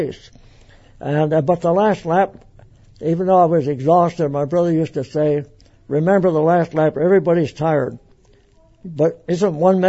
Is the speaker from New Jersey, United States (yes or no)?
no; Torrance, California, United States; born or raised there; also born or lived in Olean, New York / Long Beach, California